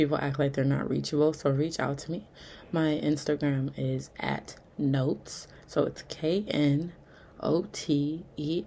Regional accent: Milwaukee, Wisconsin, United States; I'm from Milwaukee

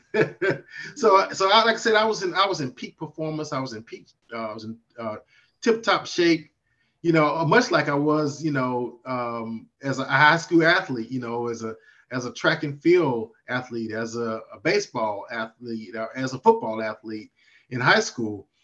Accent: Mississippi, United States; now in Virginia, United States; my home state of Mississippi

